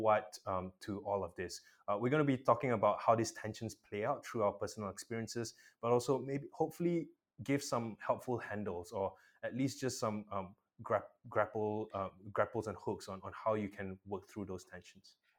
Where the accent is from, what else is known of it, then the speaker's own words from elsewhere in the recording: Malaysia; I'm a Malaysian